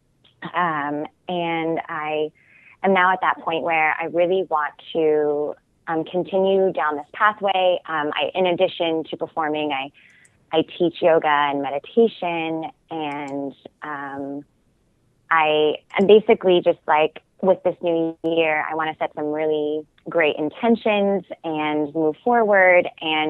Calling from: New York, United States; I'm calling from New York.

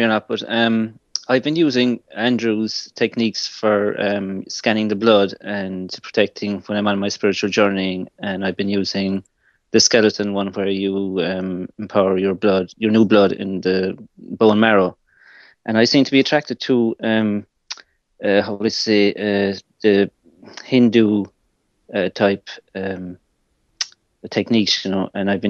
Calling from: Ireland; I'm calling from Ireland.

